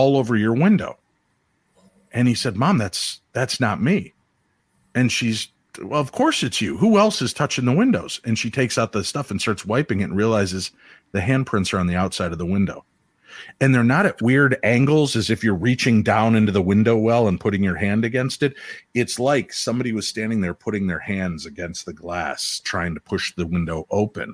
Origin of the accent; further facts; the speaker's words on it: Illinois, United States; I grew up in Illinois